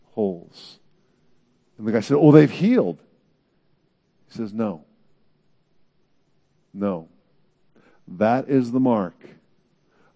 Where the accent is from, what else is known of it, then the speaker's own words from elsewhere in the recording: Bay Area, California, United States; I grew up in the Bay Area